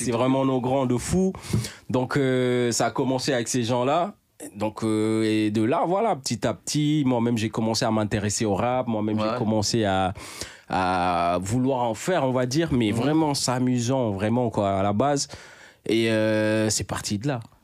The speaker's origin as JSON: {"language": "French", "region": "Dakar", "country": "Senegal", "tie": "born or raised there", "also_born_or_lived": "Bakel, Senegal", "said": "je viens du Sénégal, de Dakar même si je suis né à Bakel, Bakel"}